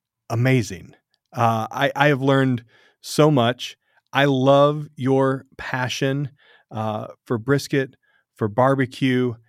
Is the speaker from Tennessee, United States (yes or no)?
yes; Tennessee, United States; I'm from Tennessee.